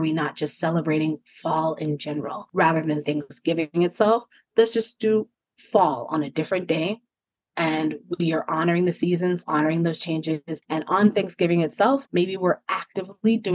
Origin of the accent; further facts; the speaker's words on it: United States; also born or lived in South Africa; growing up in the States